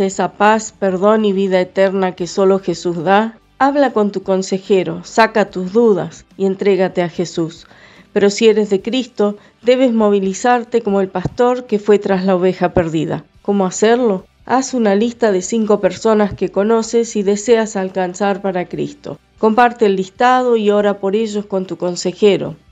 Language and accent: Spanish; Villa Dolores, Córdoba, Argentina; soy de Villa Dolores, provincia de Córdoba.